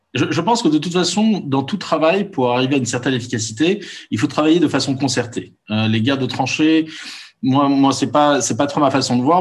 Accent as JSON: {"language": "French", "country": "Morocco", "tie": "born or raised there", "also_born_or_lived": "Paris, France", "moved": "as an adult", "said": "j'ai grandi pendant 18 ans au Maroc entouré d'amis musulmans."}